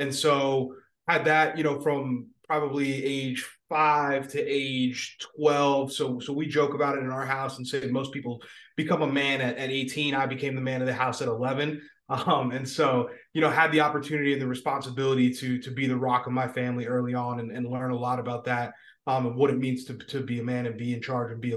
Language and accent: English; Tamaqua, Pennsylvania, United States; also born or lived in Harrisburg, Pennsylvania / Berwick, Pennsylvania; was raised in Tamaqua, Pennsylvania / Berwick, Pennsylvania.